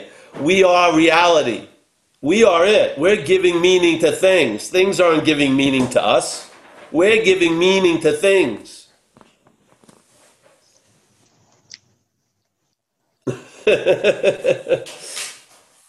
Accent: New York, United States; When I was growing up in New York

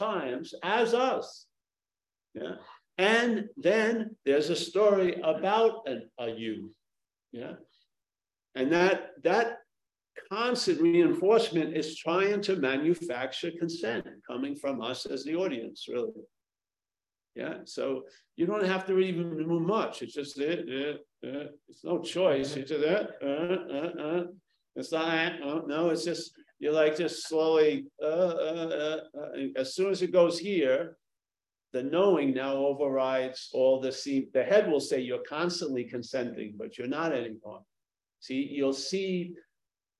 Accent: New York, United States; now in San Francisco, United States; I come from New York

